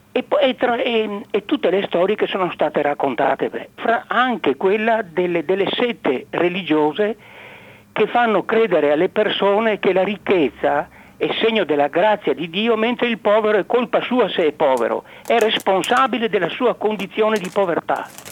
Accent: Pontelongo, Veneto, Italy; io sono di, di, nato a Ponte Longo e ho mamma rodigina e papà eh, barese, io che sono nato nel Veneto, quindi a Padova

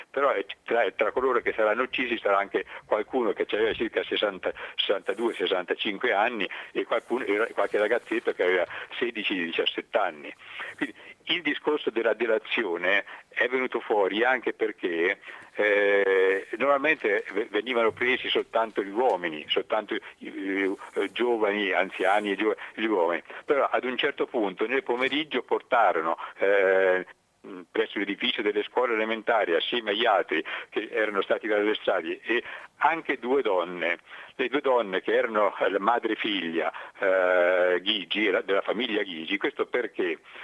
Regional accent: Gubbio, Umbria, Italy; a noi ci dicono spesso quando i lupi di Gubbio

